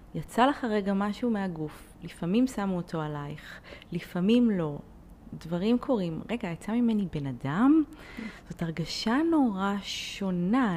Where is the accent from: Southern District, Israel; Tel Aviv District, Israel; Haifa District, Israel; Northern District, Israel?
Haifa District, Israel; Haifa; אני ככה חיפאית